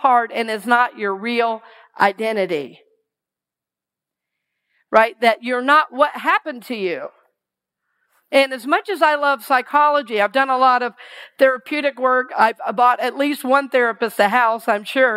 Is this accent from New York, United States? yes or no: no; Georgia, United States; moved away as an adult; also born or lived in Seattle; I grew up in Georgia